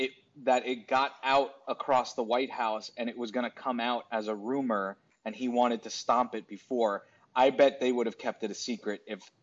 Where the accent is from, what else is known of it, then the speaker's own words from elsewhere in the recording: New York, United States; Well, I'm from New York.